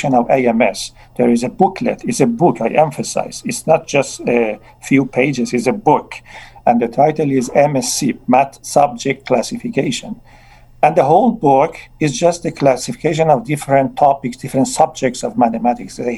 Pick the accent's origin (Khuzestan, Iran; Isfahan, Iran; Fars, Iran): Isfahan, Iran; Kashan; English is a second language; moved away as an adult; also born or lived in Tehran, Iran; now in Quebec City, Canada; my hometown, Kashan